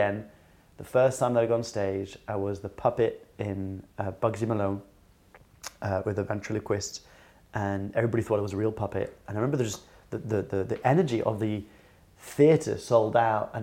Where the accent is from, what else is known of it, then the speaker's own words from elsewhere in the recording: France; we lived in France, we grew up in France